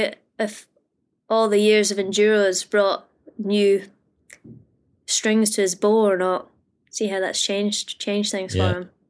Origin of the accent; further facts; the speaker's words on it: Australia; For these Tassie rounds, being an Aussie, you know, like gotta get into those races.